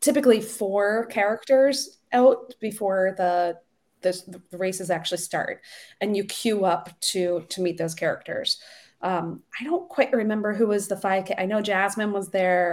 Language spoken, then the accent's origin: English; Ohio, United States; I'm from Ohio.